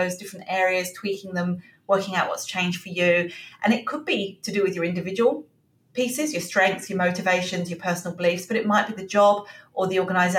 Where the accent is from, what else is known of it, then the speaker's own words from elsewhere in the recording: England, United Kingdom; moved away as an adult; now in Australia; I'm obviously from England originally. You can probably tell from the accent.